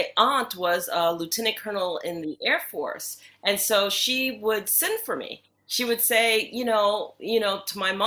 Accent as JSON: {"language": "English", "country": "United States", "tie": "born or raised there", "also_born_or_lived": "New York", "said": "I grew up in the United States. I was born in New York."}